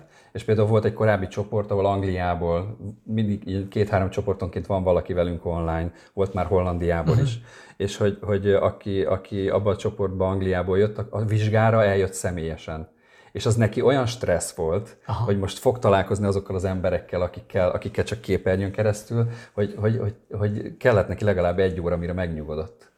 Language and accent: Hungarian; Érd, Pest, Hungary; also born or lived in a small village in rural Hungary; én vidéken nőttem fel uh-huh. egy mhm. kis faluban, és csak 8 éves koromtól érden.